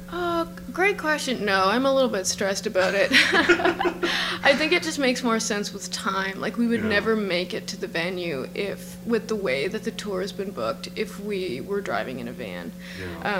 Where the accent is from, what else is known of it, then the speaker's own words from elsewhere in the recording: Cape Breton, Nova Scotia, Canada; I'm from Cape Breton